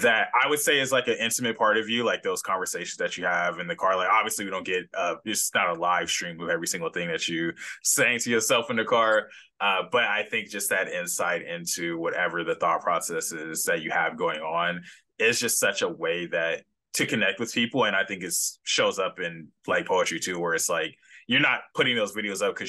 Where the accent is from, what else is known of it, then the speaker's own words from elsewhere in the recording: Los Angeles, California, United States; moved away as an adult; now in San Diego, United States; I'm from Los Angeles